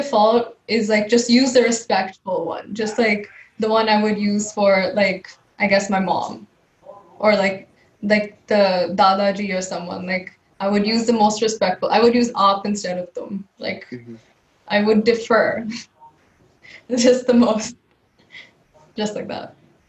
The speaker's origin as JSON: {"language": "English", "country": "India", "first_language": "Telugu", "second_language": "English", "said": "Yeah, in Indian languages, it tends to be a little more difficult. Like my mother tongue is Telugu"}